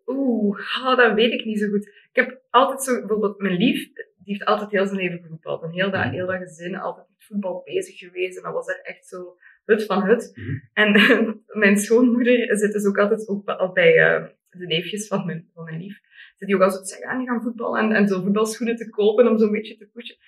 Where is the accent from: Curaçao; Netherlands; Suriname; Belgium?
Belgium; Limburg, Flanders; bij ons in Limburg